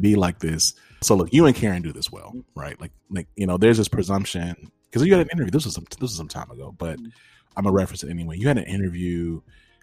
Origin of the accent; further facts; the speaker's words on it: the South, United States; I come from the South as well